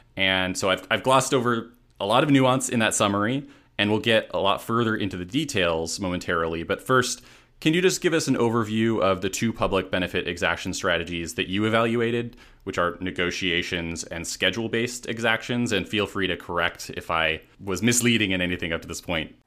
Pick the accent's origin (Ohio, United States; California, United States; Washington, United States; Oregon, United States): Washington, United States; Seattle; moved away as an adult; now in Los Angeles, United States; I'm actually from Seattle or the Seattle area, and I lived in Seattle proper for a while before coming to Los Angeles